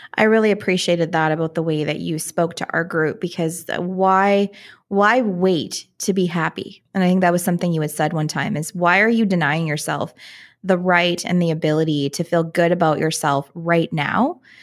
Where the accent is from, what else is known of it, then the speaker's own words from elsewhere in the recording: Canada; I'm Canadian so we call ourselves lawyers